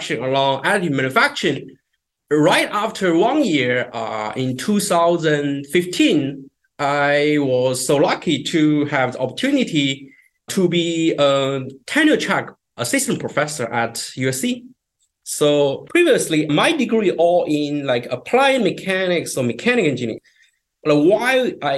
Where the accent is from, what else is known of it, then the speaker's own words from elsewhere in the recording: China; moved away as an adult; also born or lived in North Carolina, United States; now in United States; I grew up in China